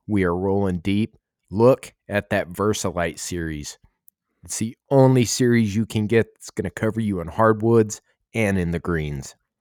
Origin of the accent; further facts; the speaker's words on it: Arizona, United States; moved away; I grew up trout fishing in Arizona